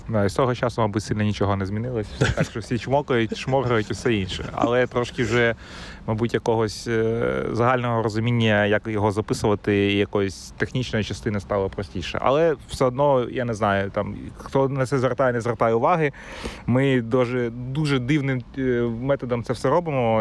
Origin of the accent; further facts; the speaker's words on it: Kyiv, Ukraine; moved away; я сам з Троєщини